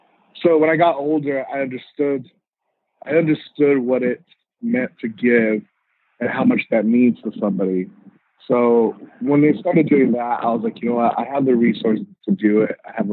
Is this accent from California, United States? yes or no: yes; Riverside, California, United States; also born or lived in Montebello / Mexico; I grew up in Riverside. So when I was born, I was actually born in Montebello. I moved to Mexico, lived in Mexico for, you know, up until grade school, and then came to the States, and I ended up living in Riverside.